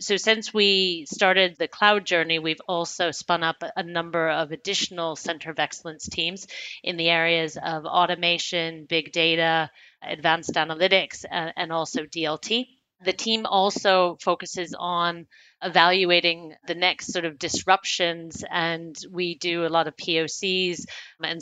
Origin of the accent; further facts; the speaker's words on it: United States; moved away as an adult; also born or lived in United Kingdom / Hong Kong; now in Frankfurt, Germany; I'm American by birth and education, but I have spent my full working career predominantly outside of the US, mostly in the UK, but also spent 6 years in Asia Pacific based out of Hong Kong. And now I've been in Germany based out of Frankfurt